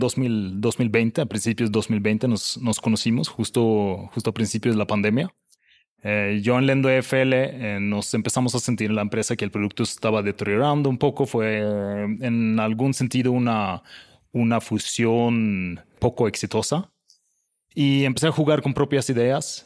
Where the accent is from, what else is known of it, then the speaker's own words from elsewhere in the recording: Sweden; now in Mexico; yo soy el sueco más bajo del mundo